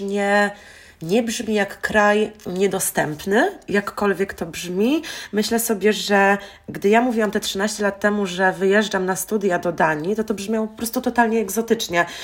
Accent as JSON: {"language": "Polish", "town": "Wrocław", "region": "Lower Silesian Voivodeship", "country": "Poland", "also_born_or_lived": "Denmark / Aalborg, Denmark", "moved": "as an adult", "said": "Ja akurat jestem z Wrocławia"}